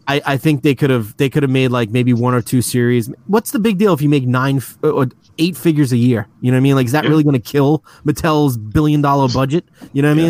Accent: New York City, New York, United States; moved away as an adult; now in Long Island, United States; I grew up in Queens. I was raised there until about six years ago when I moved out to Long Island

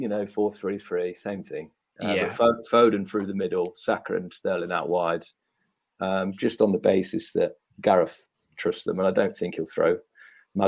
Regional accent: Leicester, East Midlands, United Kingdom; accent: Leicester; I actually just start talking proper Leicester

